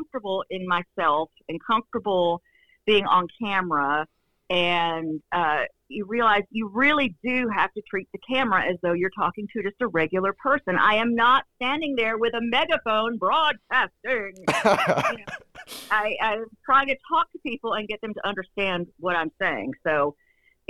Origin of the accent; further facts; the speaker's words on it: Northeast Georgia, United States; I'm from Northeast Georgia